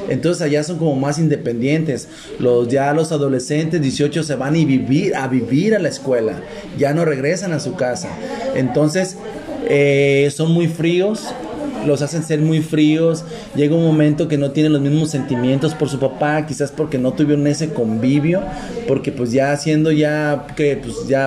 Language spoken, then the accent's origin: Spanish; Mexico; now in United States; Pues es que yo soy mexicano.